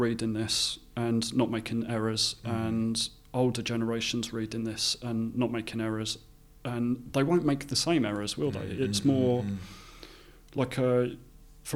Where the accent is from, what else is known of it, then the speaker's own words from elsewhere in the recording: Essex, East of England, United Kingdom; growing up in Essex